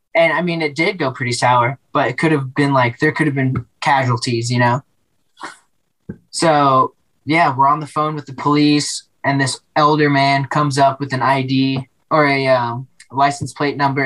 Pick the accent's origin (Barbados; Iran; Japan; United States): United States; Denver, Colorado; also born or lived in Yonkers, New York; I grew up in Denver